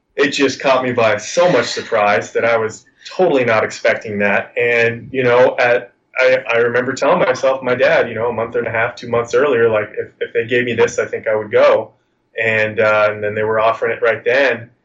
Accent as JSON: {"language": "English", "region": "California", "country": "United States", "tie": "born or raised there", "said": "growing up in California my whole life"}